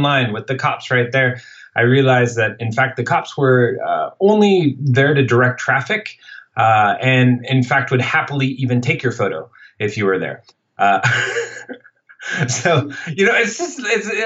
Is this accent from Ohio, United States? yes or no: no; Seattle, Washington, United States; first language English; moved away as an adult; also born or lived in San Francisco / Morocco; now in Paris, France; I grew up in Seattle, Washington